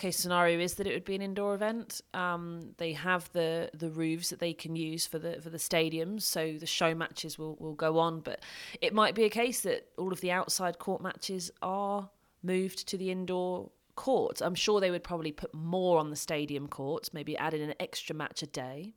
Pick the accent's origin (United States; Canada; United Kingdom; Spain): United Kingdom; I'm from Britain